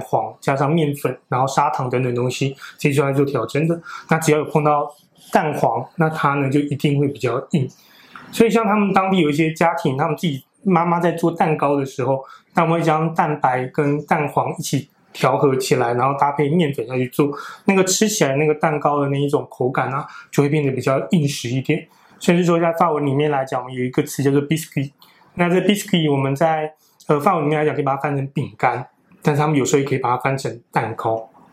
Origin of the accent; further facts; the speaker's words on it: Taiwan; 我们台湾人比较容易不能接受的习惯是什么呢